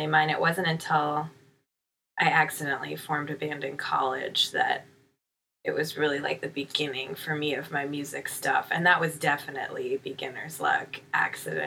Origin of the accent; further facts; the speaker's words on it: Kirkland, Washington, United States; also born or lived in Seattle, Washington / Olympia, Washington; I grew up on the east side of Seattle.